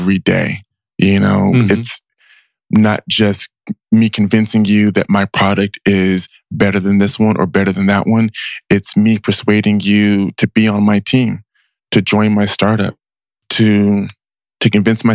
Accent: Richmond, California, United States; I grew up in Richmond, spent the first 15 years of my life there

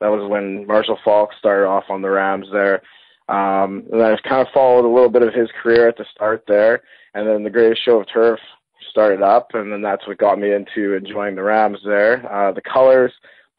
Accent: Thunder Bay, Ontario, Canada; I was born and raised in Thunder Bay, Ontario, Canada

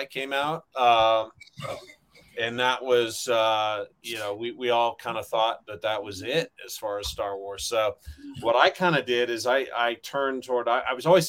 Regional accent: Riverside, California, United States; my hometown of Riverside, California

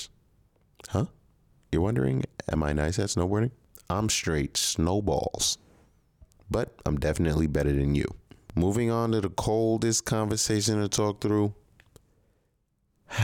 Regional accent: New York City, New York, United States; now in Texas, United States; I was born in Brooklyn, and my parents are Nigerian

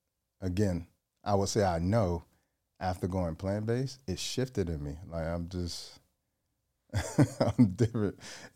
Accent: Georgia, United States; Georgia, yeah.

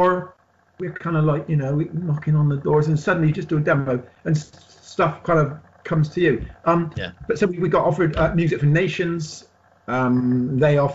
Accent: Bristol, South West England, United Kingdom; we're from Bristol, right in the south

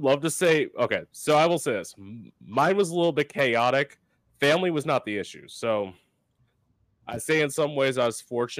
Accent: Florida, United States; I live in Florida now. I've lived in Florida my whole life.

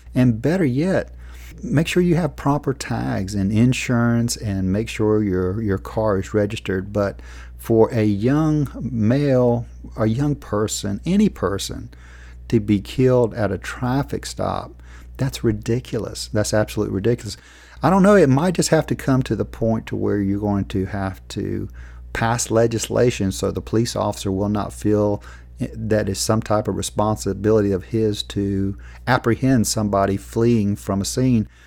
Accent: United States; as an American

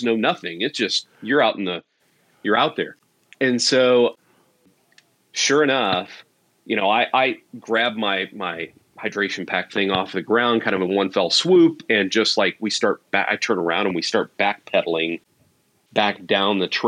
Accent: small town Missouri, United States; moved away; my upbringing, though, in my childhood was in small town Missouri, rural kind of upbringing

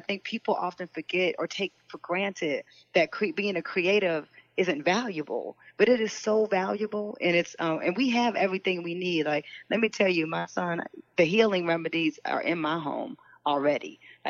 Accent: Detroit, Michigan, United States; when I grew up in Detroit, the one thing my mother gave me was books.

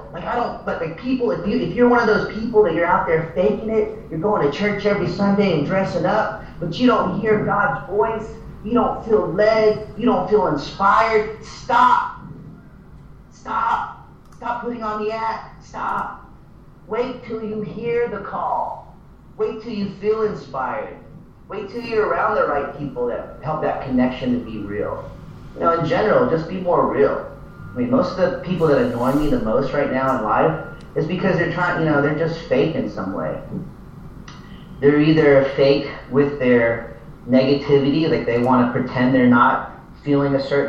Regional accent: the Bible Belt, United States; I grew up here in the Bible Belt

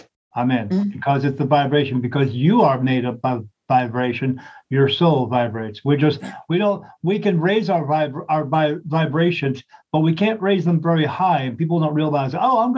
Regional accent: National Park, New Jersey, United States; moved away as an adult; also born or lived in Delaware; I was born and raised in New Jersey, Southern Jersey

